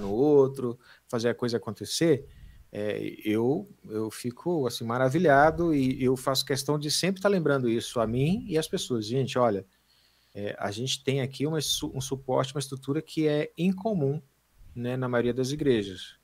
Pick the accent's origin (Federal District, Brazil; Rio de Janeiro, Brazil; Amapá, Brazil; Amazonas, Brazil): Amazonas, Brazil; also born or lived in Pará, Brazil; eu sou né, natural do Pará né, e fui criado no, no Amazonas